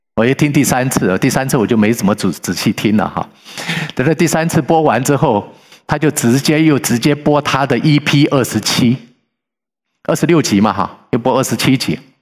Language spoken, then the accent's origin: Chinese; Sichuan, China; 我是四川人